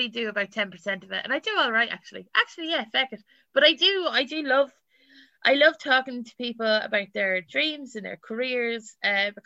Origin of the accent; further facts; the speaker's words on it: Ballymore, Leinster, Ireland; moved away as an adult; also born or lived in England; now in London, United Kingdom; I'm from Westmeath, and I'm very proud to be from the Midlands.